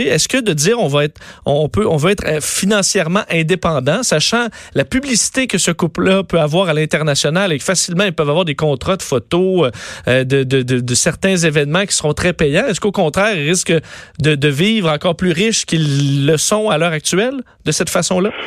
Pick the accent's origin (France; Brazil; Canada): Canada; chez nous au Canada